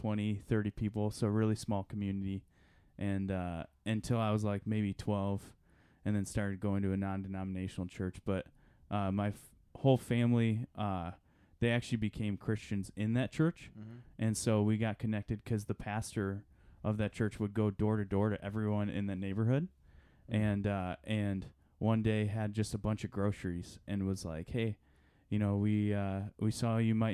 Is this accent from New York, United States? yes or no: no; Traverse City, Michigan, United States; moved away as an adult; now in Grand Rapids, United States; I'm originally from Traverse City, Michigan. I grew up there and then came to GR back in 2012, went to Cornerstone University